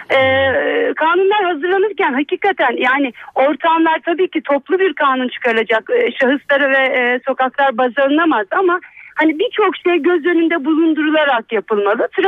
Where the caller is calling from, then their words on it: Istanbul, Turkey; … ben İstanbul'dan.